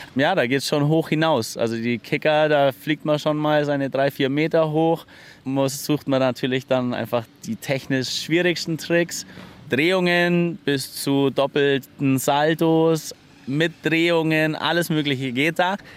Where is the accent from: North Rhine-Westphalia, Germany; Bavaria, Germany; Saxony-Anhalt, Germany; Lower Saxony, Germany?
Bavaria, Germany; Allgäu; bei uns im Allgäu